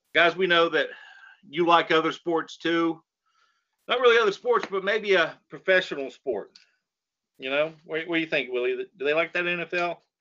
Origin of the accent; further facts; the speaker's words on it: North Carolina, United States; we're from North Carolina